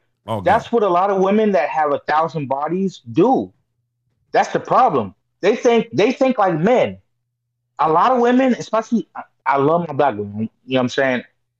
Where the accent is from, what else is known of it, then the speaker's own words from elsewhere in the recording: Orange County, California, United States; I grew up in Orange County